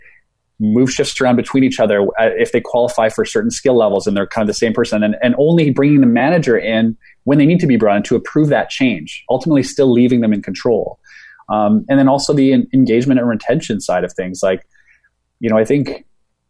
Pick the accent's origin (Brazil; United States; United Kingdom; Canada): Canada; Saskatchewan; moved away as an adult; I'm from Saskatchewan